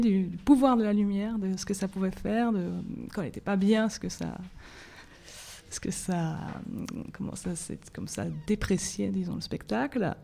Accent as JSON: {"language": "French", "country": "Belgium", "said": "j'ai fait mes études en Belgique, je suis belge"}